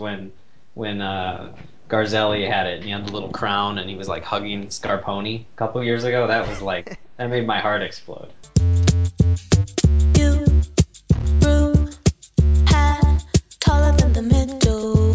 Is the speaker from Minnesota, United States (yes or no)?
yes; Minnesota, United States; I'm from Minnesota